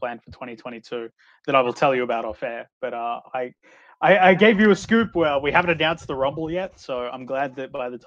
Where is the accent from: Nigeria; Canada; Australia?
Australia; we are here in Australia